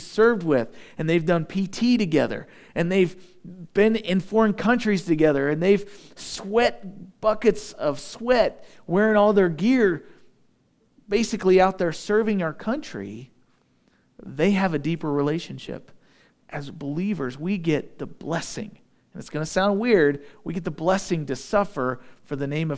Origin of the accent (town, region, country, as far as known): United States